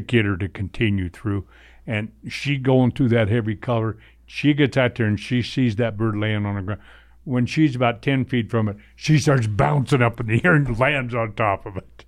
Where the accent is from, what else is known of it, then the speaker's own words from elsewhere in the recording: Southern California, United States; moved away; where I was raised in Southern California